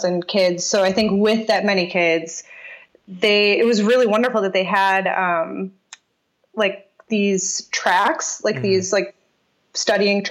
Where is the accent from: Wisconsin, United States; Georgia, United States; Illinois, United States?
Illinois, United States; Aurora; moved away; I grew up outside of Chicago